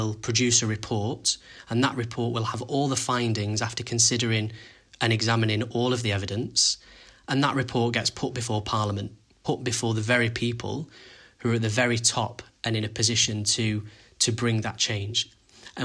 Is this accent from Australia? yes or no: no; Manchester, North West England, United Kingdom; I'm from Manchester